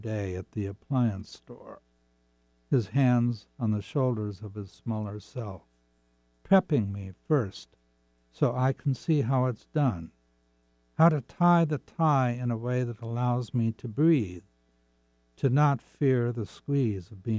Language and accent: English; Seattle, Washington, United States; I grew up in Seattle